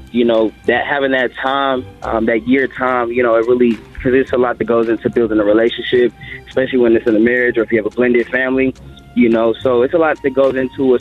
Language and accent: English; Texas, United States; I'm from Texas